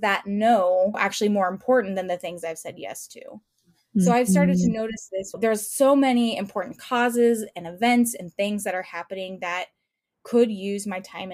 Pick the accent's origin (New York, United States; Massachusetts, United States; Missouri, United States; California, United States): California, United States; moved away as an adult; now in Indianapolis, United States; I didn't grow up in Indy. And so I grew up in California. I moved to Indy about 6 years ago